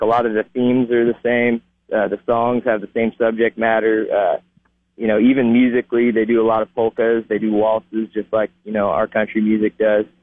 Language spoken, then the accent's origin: English; Ben Lomond, California, United States; moved away as an adult; also born or lived in Austin, Texas; now in Texas, United States; I grew up in a little town called Ben Lomond, California